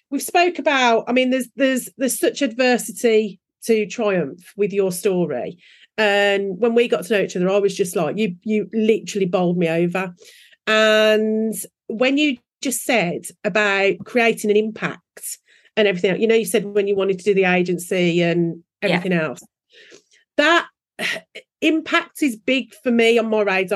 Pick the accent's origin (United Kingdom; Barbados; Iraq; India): United Kingdom; England; we are English